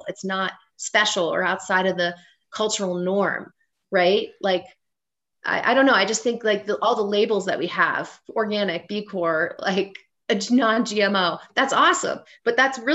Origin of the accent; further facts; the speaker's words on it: Cincinnati, Ohio, United States; moved away; also born or lived in Colorado; my hometown of Cincinnati, Ohio